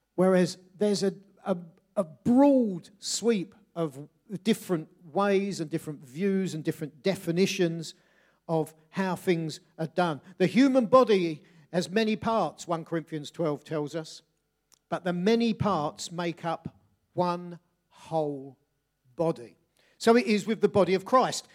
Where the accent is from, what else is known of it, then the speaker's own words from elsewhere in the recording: Bexley, London, United Kingdom; I grew up in Bexley, South, sort of, just southeast London, northwest Kent.